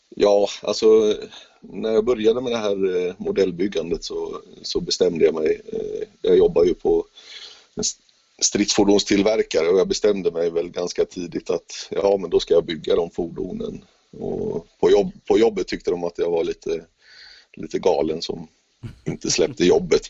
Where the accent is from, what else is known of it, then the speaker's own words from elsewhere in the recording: Gothenburg, Västra Götaland, Sweden; jag är ju uppväxt i Göteborg